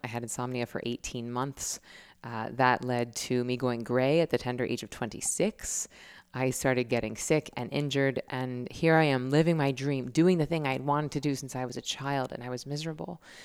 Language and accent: English; Tallahassee, Florida, United States; my hometown, Tallahassee.